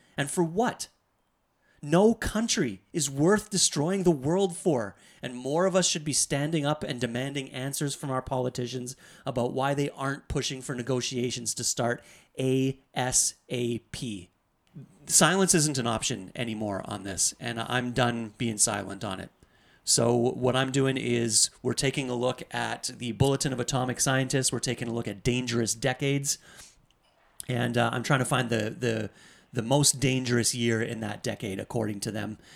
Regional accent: Canada; I'm from Canada

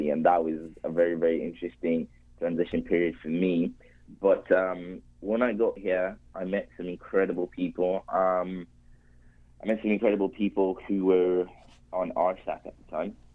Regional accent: Zimbabwe; also born or lived in Spain; now in Canada; I am Zimbabwean and um, I very very proud of being Zimbabwean. I though unfortunately didn't spend a lot of my time growing up

